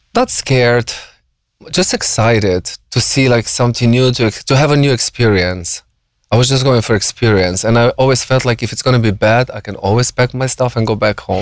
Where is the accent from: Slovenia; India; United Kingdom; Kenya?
Slovenia; moved away as an adult; now in United States; I grew up in like a small conservative village, you know, very re- religious, um, Catholics